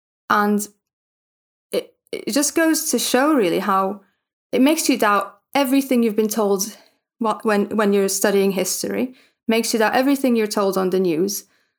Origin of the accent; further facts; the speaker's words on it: Gaza, Gaza Strip, Palestine; moved away; I'm from Gaza